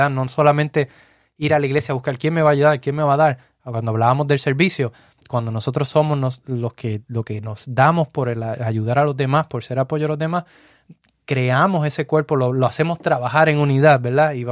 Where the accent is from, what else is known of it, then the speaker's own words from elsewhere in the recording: Puerto Rico; now in United States; Nosotros llegamos de Puerto Rico aquí a los Estados Unidos. En el lugar donde estamos no tenemos familia, familia de sangre, no tenemos ninguna.